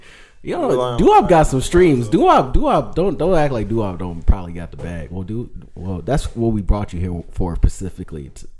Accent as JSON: {"language": "English", "town": "Harvey", "region": "Illinois", "country": "United States", "tie": "born or raised there", "said": "I grew up in Ford Heights, Harvey, some parts of like Dixmoor"}